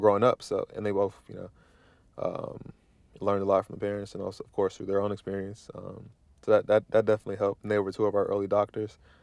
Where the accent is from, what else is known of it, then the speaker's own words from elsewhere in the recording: Midwest, United States; moved away; growing up in the Midwest